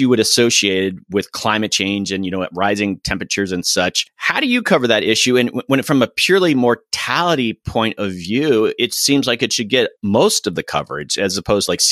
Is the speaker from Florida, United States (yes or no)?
yes; Florida, United States; I'm from Florida